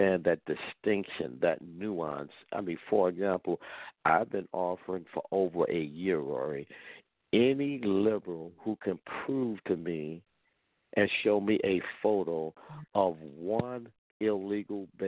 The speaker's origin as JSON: {"language": "English", "town": "St. Louis", "region": "Missouri", "country": "United States", "tie": "born or raised there", "moved": "as an adult", "lives_now": "Washington, D.C., United States", "said": "the way I grew up back in St. Louis."}